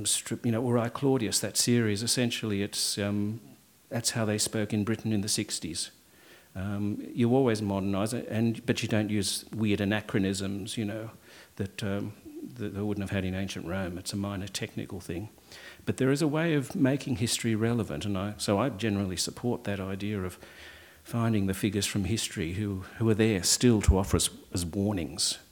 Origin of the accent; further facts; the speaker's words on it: Australia; I'm Australian